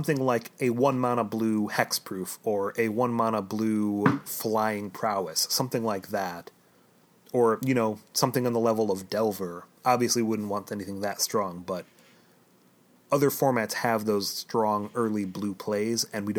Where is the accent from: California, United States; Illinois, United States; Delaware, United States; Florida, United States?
Illinois, United States; Chicago